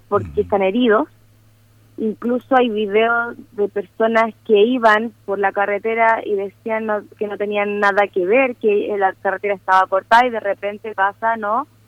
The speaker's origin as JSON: {"language": "Spanish", "country": "Chile", "said": "yo misma como, como chilena"}